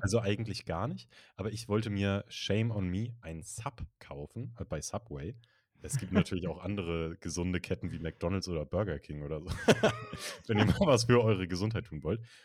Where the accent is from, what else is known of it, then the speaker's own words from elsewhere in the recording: Northern Germany, Germany; ich komme ja aus Norddeutschland, da kennen wir Berge nicht so